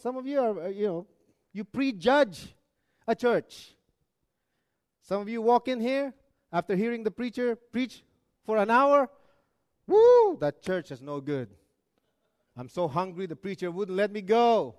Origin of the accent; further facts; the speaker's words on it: Arizona, United States; No, we're from Arizona.